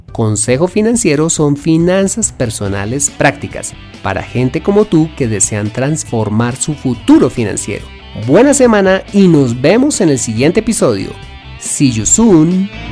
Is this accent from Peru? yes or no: no; Colombia